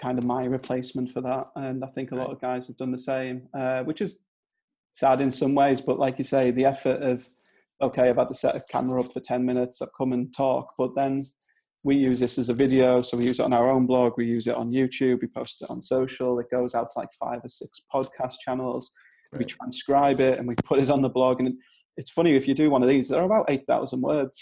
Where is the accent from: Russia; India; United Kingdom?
United Kingdom; Durham, North East England; accent: Northern English; now in Clitheroe, United Kingdom; I'm from I'm from Durham, so not too far away from there